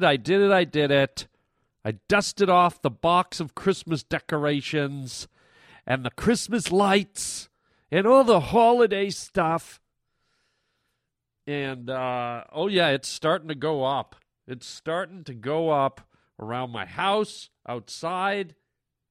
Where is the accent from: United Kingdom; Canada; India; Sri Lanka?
Canada; now in United States; I'm a Canadian citizen